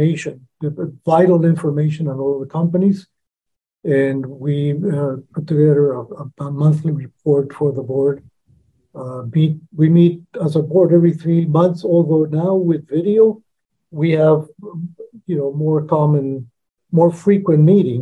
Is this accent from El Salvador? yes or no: yes; El Salvador; now in United States; And I was born in El Salvador, but because of my mom was able to eventually immigrate into the U.S. After El Salvador had a civil war in the 70s. So I've been here from 1982 on.